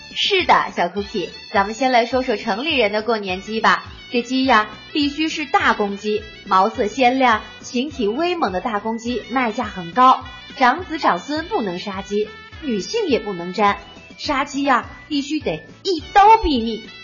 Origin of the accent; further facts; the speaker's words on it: Chengdu, Sichuan, China; 咱们成都人